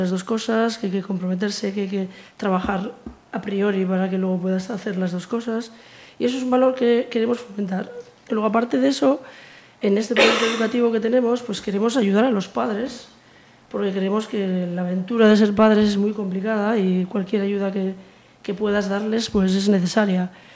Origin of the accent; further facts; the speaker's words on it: Biscay, Basque Country, Spain; now in Pontevedra, Spain; yo soy de Vizcaya